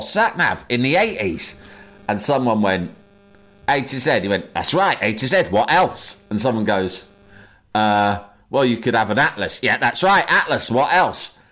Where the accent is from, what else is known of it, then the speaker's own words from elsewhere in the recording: London, United Kingdom; I'm from London